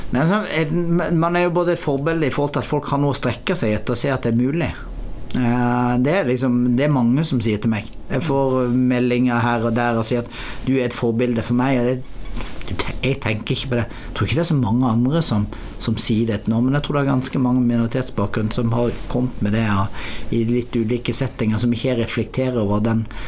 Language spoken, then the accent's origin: Norwegian; Norway; moved away; jeg er oppvokst i Norge og er veldig etnisk norsk i kulturell, mitt kulturelle uttrykk. For jeg vokste opp på lita bygd